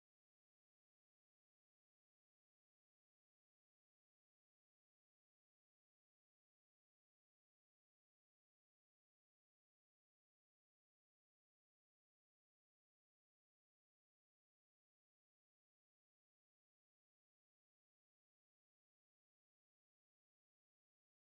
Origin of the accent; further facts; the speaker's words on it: United Kingdom; I am British